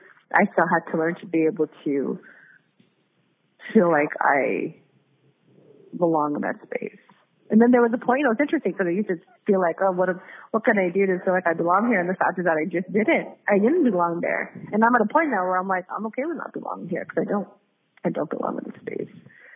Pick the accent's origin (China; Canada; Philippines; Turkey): Philippines; I'm native Filipino, I'm Iguro. And Iguros in the Philippines face a lot of discrimination and ostracization.